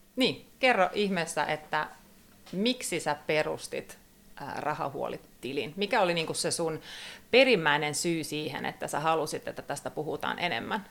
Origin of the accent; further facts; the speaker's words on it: Turku area, Southwest Finland, Finland; tämä on koti, kun Kaarina tuli vastaan